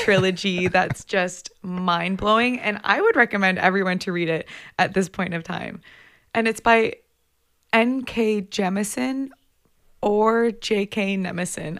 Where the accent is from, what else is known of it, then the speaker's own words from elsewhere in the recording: Komoka, Ontario, Canada; I grew up outside of London, Ontario, in a place called Camoka